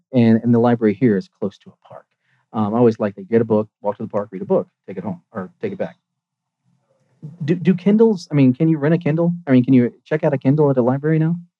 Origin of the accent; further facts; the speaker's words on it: United States; moved away; I'm from Virginia, Georgia